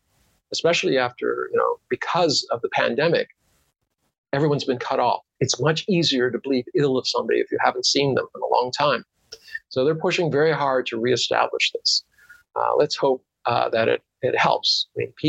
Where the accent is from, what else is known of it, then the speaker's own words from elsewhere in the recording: United States; now in Beijing, China; I'm an American.